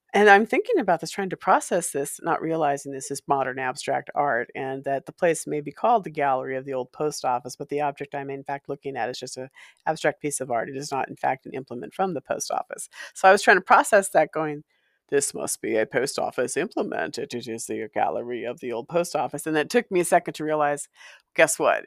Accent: Walla Walla, Washington, United States; also born or lived in California; a haunted house in Walla Walla where I spent some years as a child, uh, growing into preteen

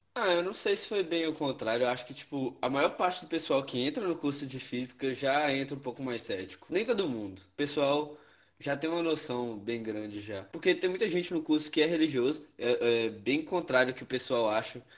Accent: Espinosa, Minas Gerais, Brazil; moved away as an adult; now in Viçosa, Brazil; eu sou de Espinosa, no norte de Minas

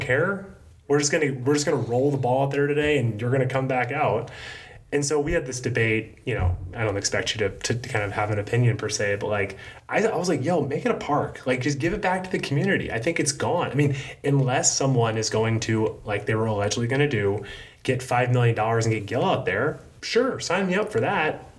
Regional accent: Atlanta, Georgia, United States; moved away; I grew up in Atlanta

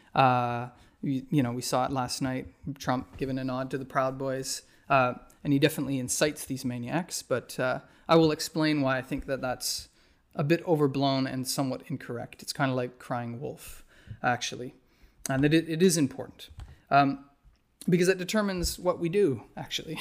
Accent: Whitehorse, Yukon, Canada; My hometown in the Yukon, uh, White Horse

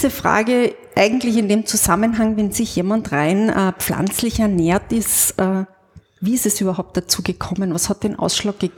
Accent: Lower Austria, Austria; Ich bin ja am Land aufgewachsen

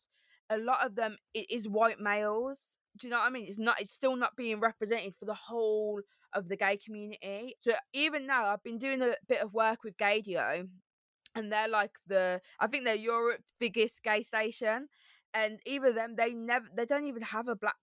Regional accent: Birmingham, West Midlands, United Kingdom; accent: Brummy; moved away as an adult; also born or lived in Harrow; now in London, United Kingdom; I've got a Brummy accent, I've got a lisp. And it's about me saying that I'm from Birmingham

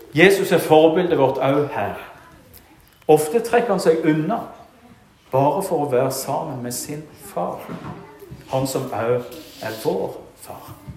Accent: Rogaland, Norway; moved away; i Bjerkreim, hjemme i Rogaland, der jeg kommer fra

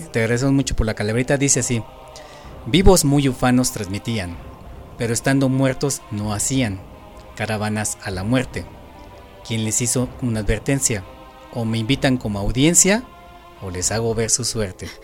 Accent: Mexico; como mexicanos

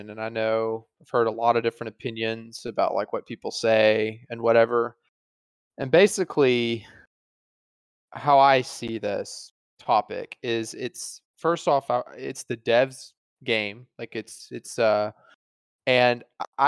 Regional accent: Alabama, United States; growing up in Alabama

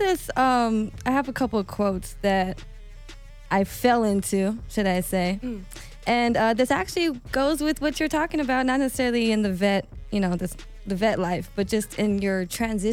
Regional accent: El Paso, Texas, United States; now in Las Vegas, United States; I'm from El Paso, Texas. I am a DJ out here

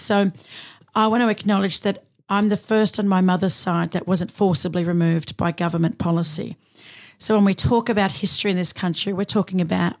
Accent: Sydney, New South Wales, Australia; moved away; I grew up in Redfern, you know, the heart of Sydney, right where the movement started

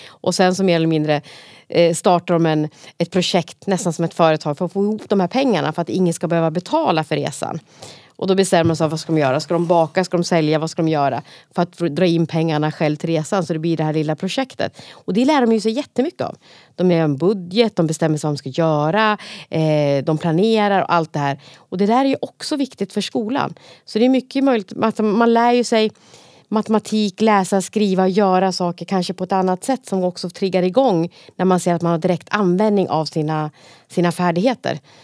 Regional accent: Gävle, Gävleborg County, Sweden; Om man har växt upp på fritidsgård själv, vilket jag har gjort då, på Brynjan på Brynäs

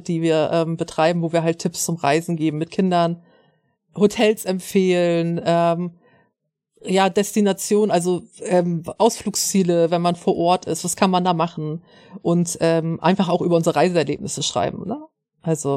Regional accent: Schleswig-Holstein, Germany

